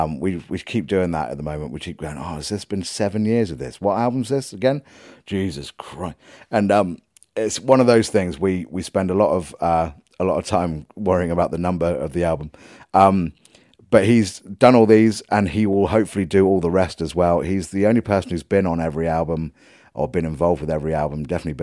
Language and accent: English; Leicester, East Midlands, United Kingdom; born there; I was born in Leicester.